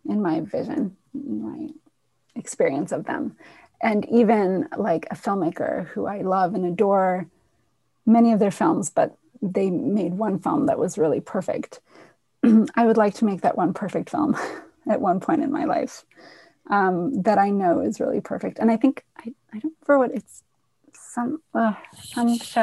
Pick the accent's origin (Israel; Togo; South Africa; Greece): Israel; now in New York, United States; I'm from Israel originally